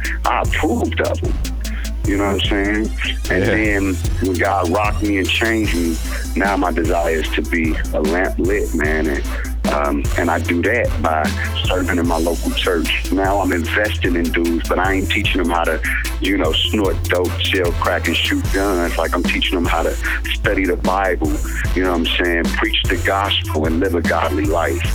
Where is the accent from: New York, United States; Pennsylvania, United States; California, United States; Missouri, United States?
Missouri, United States; St. Louis; I'm from St. Louis, Missouri. I was born and raised here